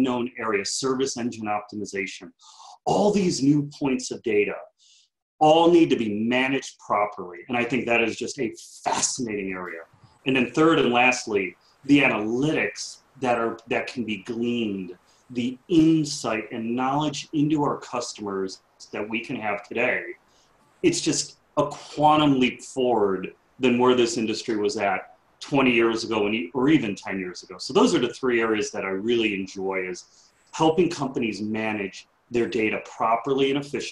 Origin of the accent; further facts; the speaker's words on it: Chicago, Illinois, United States; I grew up in Chicago on the southwest side of the city